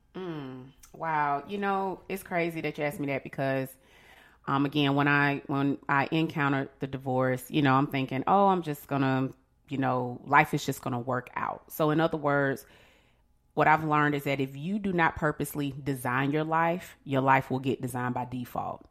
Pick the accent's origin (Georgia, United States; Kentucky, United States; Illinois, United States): Georgia, United States; Atlanta; I am a mother of two children and I'm from Atlanta